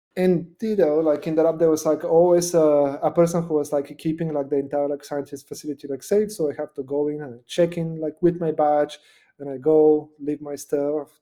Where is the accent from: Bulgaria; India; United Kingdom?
Bulgaria; Nova Zagora, Sliven Province; now in United States; I was born in Nova Zagora, which is like in the middle of, of Bulgaria, just below like the mountains.